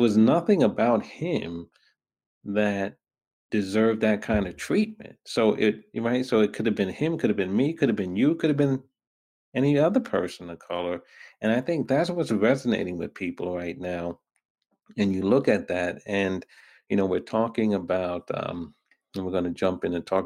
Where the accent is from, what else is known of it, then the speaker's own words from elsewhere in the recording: New York, United States; also born or lived in Brooklyn; I was born in Brooklyn. raised in Queens